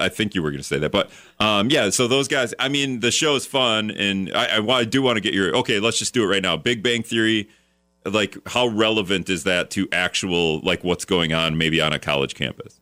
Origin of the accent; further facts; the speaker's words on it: Hortonville, Wisconsin, United States; I grew up in Hortonville too, so it was just tiny.